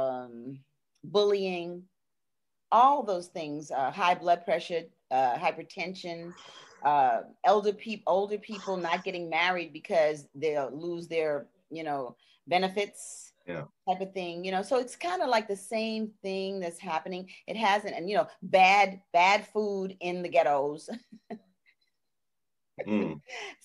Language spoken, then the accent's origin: English; New York City, New York, United States; I was born and raised in Brooklyn, in Brownsville, in the projects